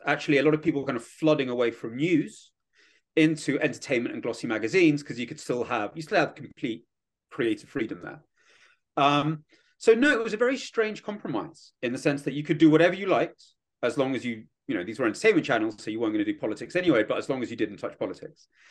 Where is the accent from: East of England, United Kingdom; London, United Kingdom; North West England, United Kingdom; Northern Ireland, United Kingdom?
London, United Kingdom; born or raised there; accent: British; moved away as an adult; also born or lived in Kyiv, Ukraine; now in Washington, D.C., United States